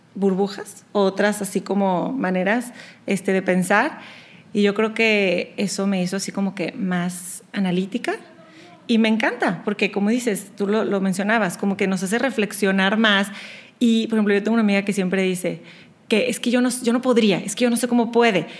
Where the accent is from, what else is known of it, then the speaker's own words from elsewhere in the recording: Monterrey, Nuevo León, Mexico; moved away as an adult; now in Houston, United States; crecí en Monterrey, pero siendo de, papás y hermanos chilangos